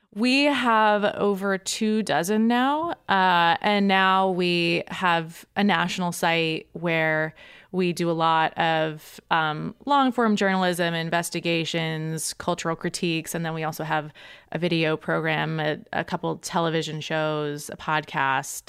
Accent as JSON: {"language": "English", "area": "suburbs of Boston", "region": "Massachusetts", "country": "United States", "tie": "born or raised there", "also_born_or_lived": "New York", "moved": "as an adult", "said": "I grew up, uh, in the suburbs of Boston in Massachusetts"}